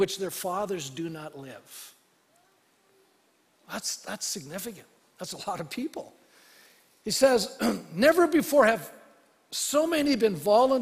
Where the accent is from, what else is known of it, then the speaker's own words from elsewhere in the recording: Canada; being a Canadian